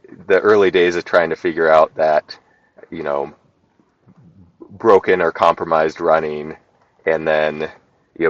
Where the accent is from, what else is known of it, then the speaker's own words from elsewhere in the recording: Central Washington, United States; moved away as an adult; now in Alaska, United States; I grew up in Washington State, Central Washington, kind of desert area